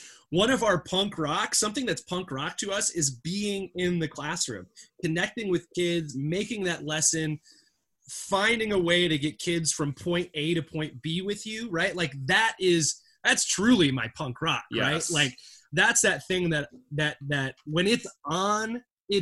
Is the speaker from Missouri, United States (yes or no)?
no; Saginaw Bay, Great Lakes, Michigan, United States; growing up in the Great Lakes and, you know, by the Saginaw Bay